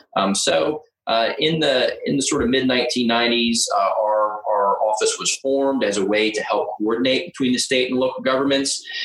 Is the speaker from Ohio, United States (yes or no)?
no; Delaware, United States; I am from Delaware